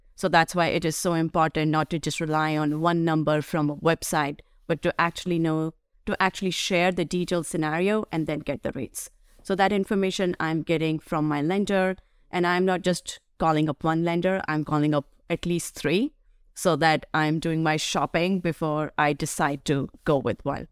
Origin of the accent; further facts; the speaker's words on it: Delhi, India; now in United States; where I grew up in Delhi.